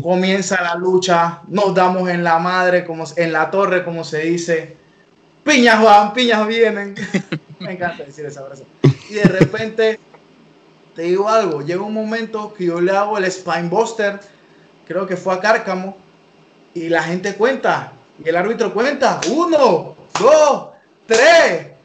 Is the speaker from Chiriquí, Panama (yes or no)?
no; La Chorrera, Panamá Oeste, Panama; Yo vivo aquí en La Chorrera, por eso soy …, es lo que represento y es lo que soy